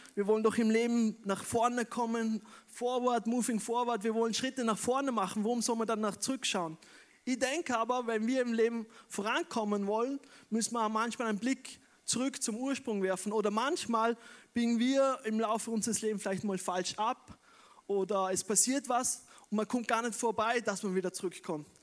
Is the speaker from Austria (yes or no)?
yes; Wolfurt, Vorarlberg, Austria; moved away as an adult; also born or lived in Bregenz; now in Vienna, Austria; ich bin eigentlich ein gebürtiger Prägerzeug, bin in Wolfurt aufgewachsen, aber ich lebe schon seit 15 Jahren in Wien